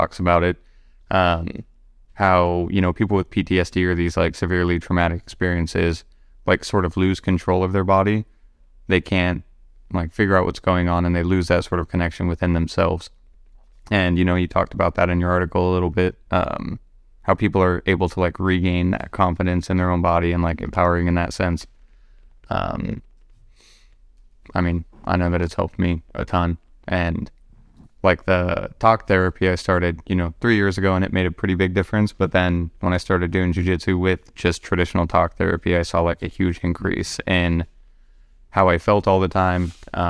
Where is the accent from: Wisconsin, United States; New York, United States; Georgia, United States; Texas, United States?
Wisconsin, United States; now in Seattle, United States; one of the biggest things I noticed moving to Seattle, because I came from Wisconsin, and coming from that Midwest sort of a little bit slower pace of life